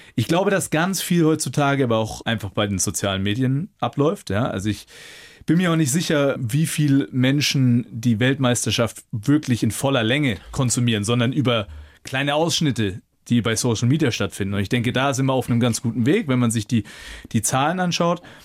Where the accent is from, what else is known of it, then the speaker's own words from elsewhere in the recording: Nuremberg, Bavaria, Germany; also born or lived in Munich / Bayreuth; In Nürnberg, in meiner Heimat mit meiner Familie